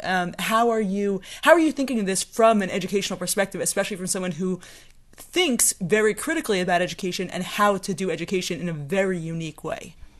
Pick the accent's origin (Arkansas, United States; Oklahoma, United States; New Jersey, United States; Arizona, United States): New Jersey, United States; Bergenfield; I'm actually also from Bergenfield